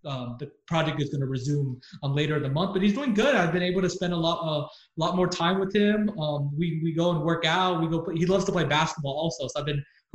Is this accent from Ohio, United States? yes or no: no; San Antonio, Texas, United States; also born or lived in Austin; I went to Austin for school, but I was born and raised in San Antonio. And I lived there my entire life